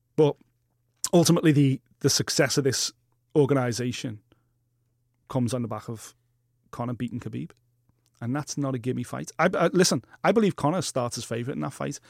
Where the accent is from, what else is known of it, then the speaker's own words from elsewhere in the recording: Liverpool, North West England, United Kingdom; consider myself Scouse, British, European, and Earth Link